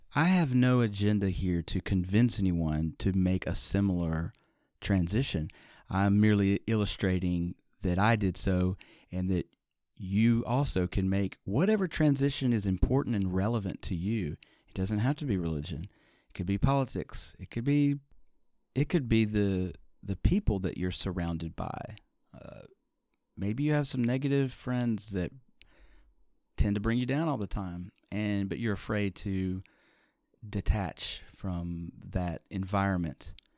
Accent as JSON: {"language": "English", "town": "Birmingham", "region": "Alabama", "country": "United States", "tie": "born or raised there", "said": "Growing up in the Deep South in Birmingham, Alabama"}